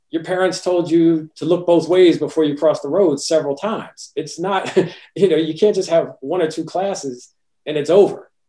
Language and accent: English; Willingboro, New Jersey, United States; I grew up in Willingboro, New Jersey, which was a working class area